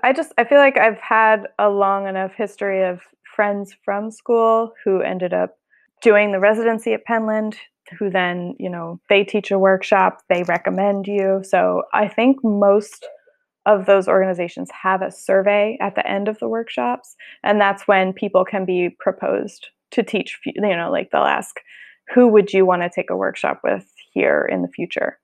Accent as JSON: {"language": "English", "region": "Colorado", "country": "United States", "tie": "born or raised there", "moved": "yes", "lives_now": "San Francisco, United States", "said": "I grew up in Colorado, so my family's still there"}